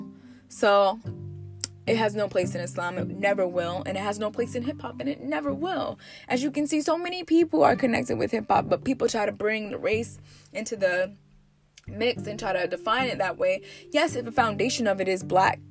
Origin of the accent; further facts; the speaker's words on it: United States; I'm from America, you know, I'm a 90s baby